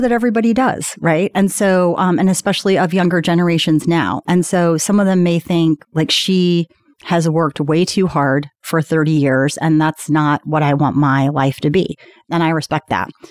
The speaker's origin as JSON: {"language": "English", "town": "Indianapolis", "region": "Indiana", "country": "United States", "also_born_or_lived": "Washington, D.C.", "moved": "as an adult", "said": "I'm from Indianapolis"}